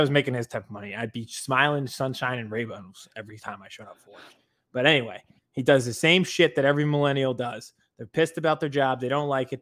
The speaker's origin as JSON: {"language": "English", "town": "Harrisburg", "region": "Pennsylvania", "country": "United States", "tie": "born or raised there", "said": "from my hometown Harrisburg"}